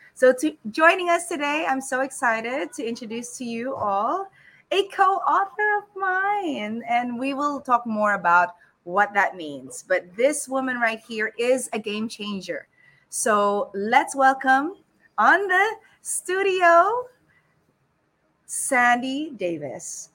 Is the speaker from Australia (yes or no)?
yes; Sydney, New South Wales, Australia; now in Philippines; I grew up in Sydney